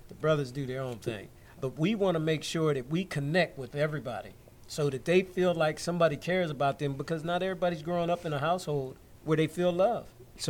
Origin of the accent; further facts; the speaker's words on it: McKeesport, Pennsylvania, United States; I'm from McKeesport, born and raised. Harrison Village bred.